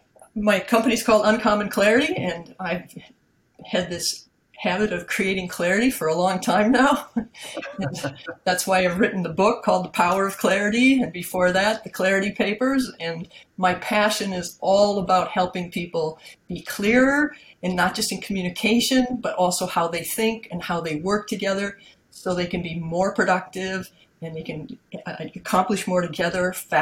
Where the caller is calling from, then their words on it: Peterborough, New Hampshire, United States; I'm calling in from Peterborough, New Hampshire.